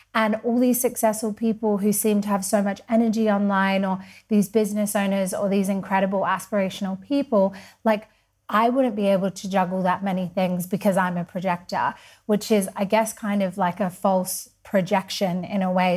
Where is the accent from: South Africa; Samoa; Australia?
Australia; Perth, Western Australia; also born or lived in Sydney / London; now in Mallorca, Spain; I'm from Perth. I lived in Sydney, so lots of people sometimes think I'm from there. Uh, I lived in London and now I'm a Spanish resident and I live in Mallorca.